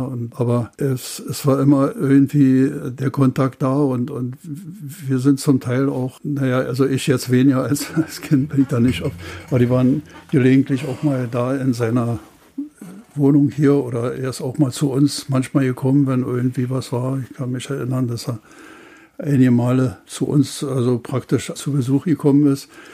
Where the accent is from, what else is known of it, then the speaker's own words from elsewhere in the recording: Bernau, Brandenburg, Germany; ich war damals vier Jahre alt, knapp vier Jahre alt, und seitdem haben wir hier auch gewohnt und äh, ich habe praktisch meine ganze Kindheit hier im, auf dem Gelände der Bundesschule, später dann Hochschule der Gewerkschaften verbracht